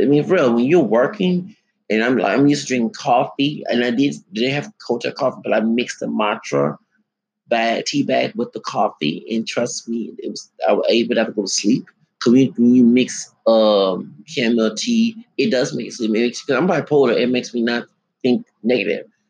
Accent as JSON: {"language": "English", "town": "Houston", "region": "Texas", "country": "United States", "said": "I'm from Houston, and right now I'm homeless"}